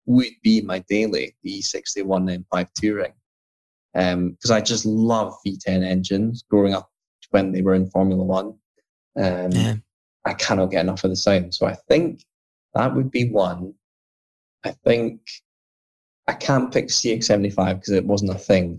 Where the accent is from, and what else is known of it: Scotland, United Kingdom; moved away as an adult; now in London, United Kingdom